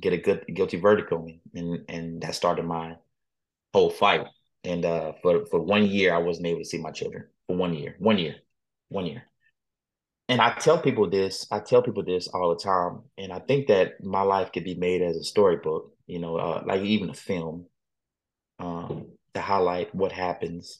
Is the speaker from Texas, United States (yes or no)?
yes; Texas, United States; I am from Texas